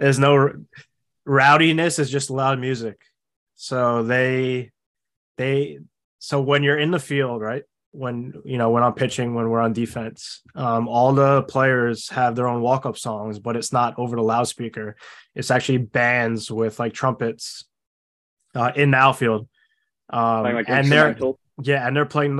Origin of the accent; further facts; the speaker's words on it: Long Island, New York, United States; I'm from Long Island, so not too far from the Cyclone Stadium